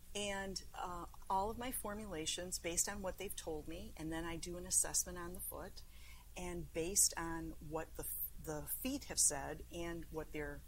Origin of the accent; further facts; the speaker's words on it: United States; I'm from New York